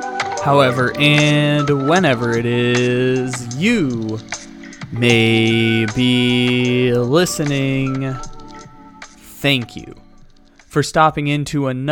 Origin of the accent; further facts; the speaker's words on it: San Diego, California, United States; the San Diego Padres, my hometown team